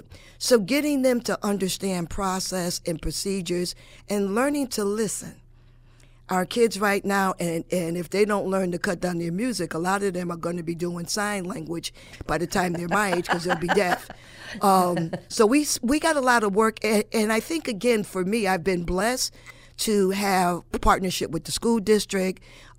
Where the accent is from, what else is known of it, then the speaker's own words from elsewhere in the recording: Hartford, Connecticut, United States; now in New Britain, United States; I'm originally from Hartford, and we could not do what we do in New Britain and Hartford. And that's just my opinion, but growing up there, I know it was not done.